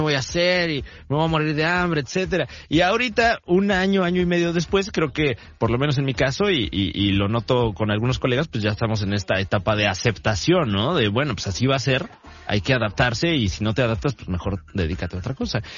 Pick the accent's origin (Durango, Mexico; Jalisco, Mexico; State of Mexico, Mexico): State of Mexico, Mexico; Yo vengo del Estado de México, que es posiblemente el peor de los 32 estados de la República.